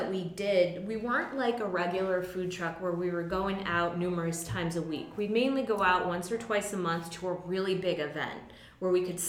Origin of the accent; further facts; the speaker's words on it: Connecticut, United States; moved away as an adult; now in Philadelphia, United States; I'm from Connecticut originally.